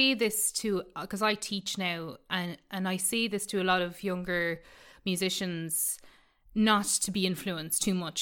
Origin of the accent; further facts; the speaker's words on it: Miltown Malbay, County Clare, Ireland; I grew up in Milltown Malby, surrounded by traditional music